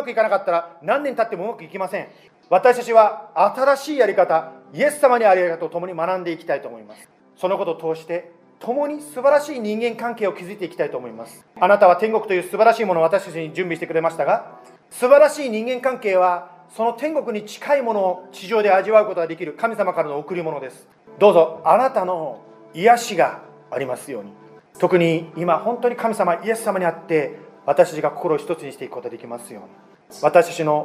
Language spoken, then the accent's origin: Japanese; United States; 私はアメリカ人で主人は日本人です